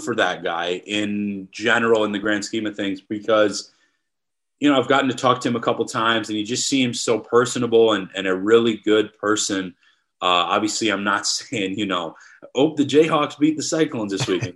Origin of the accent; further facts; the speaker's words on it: Wisconsin, United States; moved away; I'm from Wisconsin